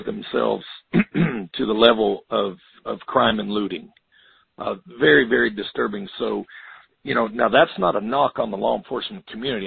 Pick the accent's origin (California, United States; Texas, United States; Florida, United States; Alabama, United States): Florida, United States; Florida, my home state.